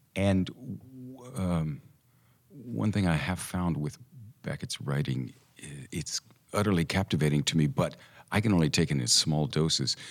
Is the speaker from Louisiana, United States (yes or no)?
no; Tulsa, Oklahoma, United States; moved away; also born or lived in Santa Monica, California; We moved to Tulsa, Oklahoma when I was a year and a half.